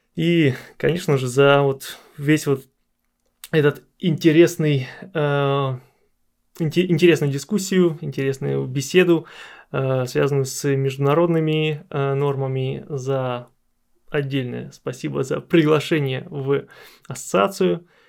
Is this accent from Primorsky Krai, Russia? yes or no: no; Arkhangelsk, Arkhangelsk Oblast, Russia; я сам из Архангельска, из Архангельской области